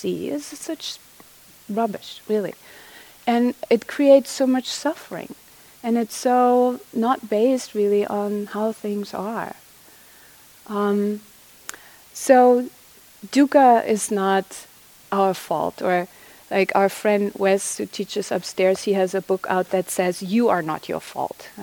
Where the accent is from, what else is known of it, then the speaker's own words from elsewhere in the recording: Germany; now in United States; I didn't grow up here, I'm from Germany